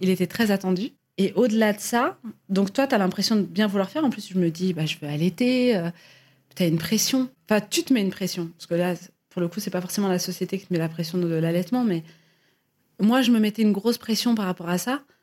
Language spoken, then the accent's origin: French; Algeria; je suis algérienne